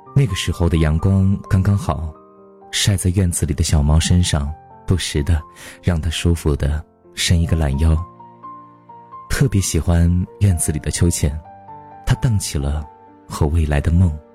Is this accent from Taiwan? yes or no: no; Guangyuan, Sichuan, China; 这座小城有些古老的气息。江对岸就是黄子寺，为了纪念武则天而建，我就出生在这样一座小城里面的一个普通家庭。记忆当中大概是办了三次家，我的家乡利州是一个被山围起来的城市。小的时候我就 住在山上，那座山叫东山